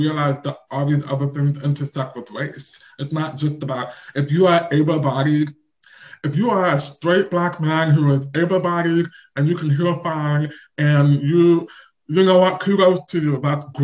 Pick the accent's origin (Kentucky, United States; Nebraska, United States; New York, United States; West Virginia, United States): Nebraska, United States; Lincoln; I was born and raised in Lincoln, Nebraska.